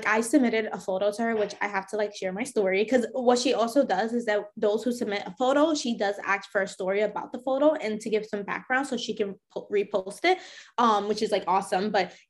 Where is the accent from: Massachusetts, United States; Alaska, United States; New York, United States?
New York, United States; New York City; my parents are from Puerto Rico, but I grew up in New York in the Bronx. That's my heritage.